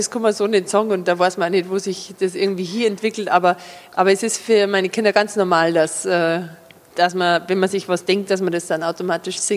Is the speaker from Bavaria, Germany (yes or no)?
yes; Überacker, Bavaria, Germany; Also in, in Überacker, wo ich aufgewachsen bin, da reden die anderen aber auch so wie ich. Also ich habe mir den Dialekt nicht ausgedacht.